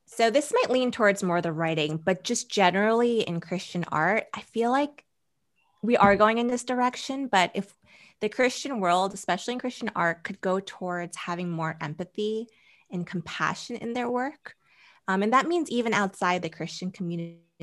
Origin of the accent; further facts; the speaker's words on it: New Jersey, United States; also born or lived in Boston, Massachusetts; I was born in Boston, Massachusetts, and in middle school, I moved to New Jersey, and that's where I spent middle school, high school